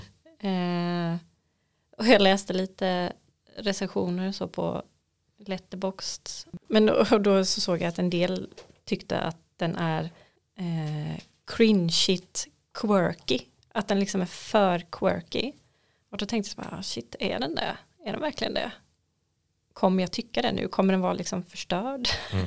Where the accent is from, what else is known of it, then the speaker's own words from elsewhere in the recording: Nässjö, Jönköping County, Sweden; biblioteket i Nässjö, eh, där jag kommer ifrån